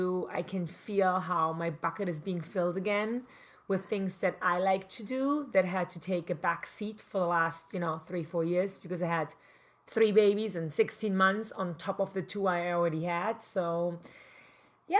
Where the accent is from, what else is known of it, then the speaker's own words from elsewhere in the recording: East Germany, Germany; English is a second language; moved away as an adult; now in Manhattan Beach, United States; I grew up in East Germany, communist East Germany